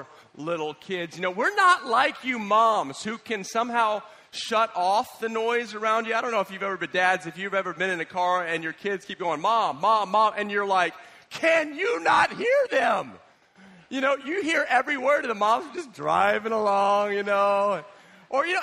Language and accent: English; United States; as an American